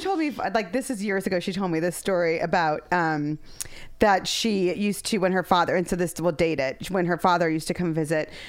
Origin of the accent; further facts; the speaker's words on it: Ohio, United States; moved away; growing up in Ohio